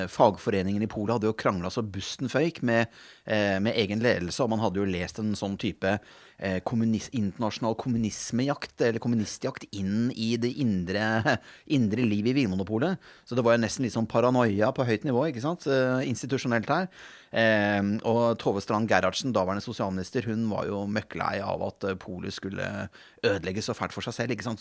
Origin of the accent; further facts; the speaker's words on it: Bergen, Vestland, Norway; jeg er født i Bergen selv